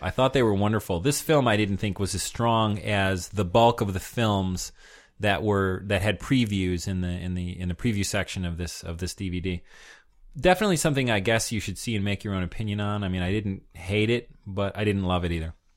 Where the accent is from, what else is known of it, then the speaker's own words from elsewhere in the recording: United States; being an American